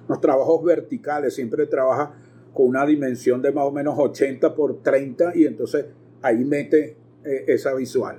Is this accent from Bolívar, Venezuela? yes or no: no; Caracas, Capital District, Venezuela; moved away as an adult; now in Maracay, Venezuela; ciudad en que me radiqué hacia 1973, cuando vine casi huyendo de Caracas a estudiar medicina veterinaria